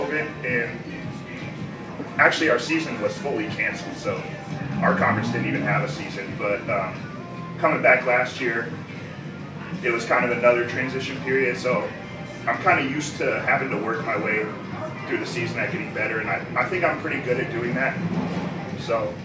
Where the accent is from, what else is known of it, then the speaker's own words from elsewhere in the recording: Phoenix, Arizona, United States; moved away; I'm from Phoenix, and I'm majoring in science, technology, and society